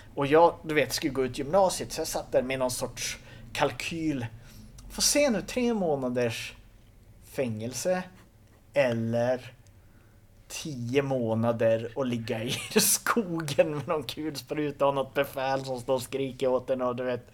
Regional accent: Kågedalen, outside Skellefteå, Västerbotten County, Sweden; där jag kommer ifrån, Kågedalen utanför Skellefteå. du vet, jag växte upp i en by på 500 pers

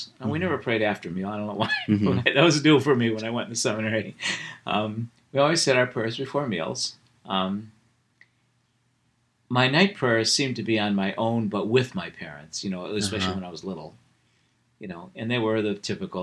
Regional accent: Wickliffe, Ohio, United States; I grew up in Wycliffe

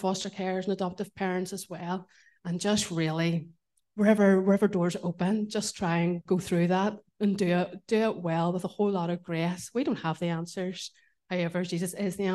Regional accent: Belfast, Northern Ireland, United Kingdom; moved away as an adult; now in Portadown, United Kingdom; I'm really Belfast born and bred

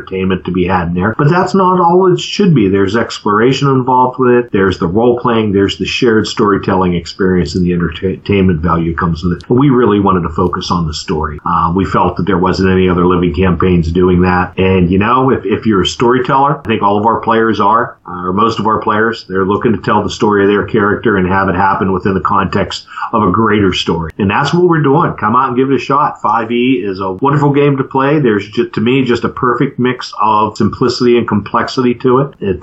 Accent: Western Pennsylvania, United States; moved away; back home where I grew up in Western PA

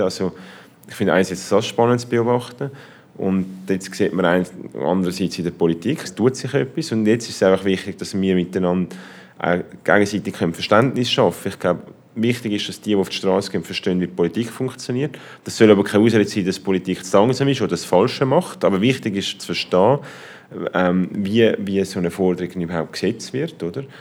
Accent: Switzerland; in der Schweiz

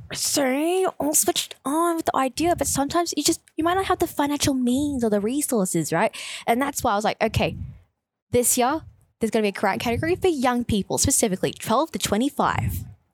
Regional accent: Brimbank, Victoria, Australia; I guess growing up in Brimbank, being really conscious of the fact that we've always been considered like one of the poorer cousins.

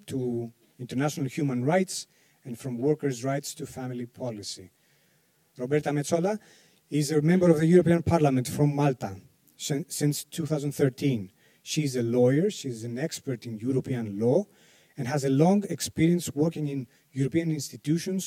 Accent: Greece; I'm a journalist from Greece

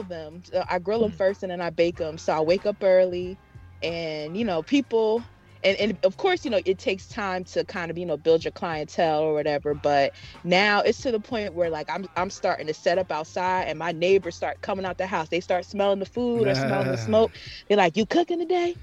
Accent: Philadelphia, Pennsylvania, United States; I am from Philly

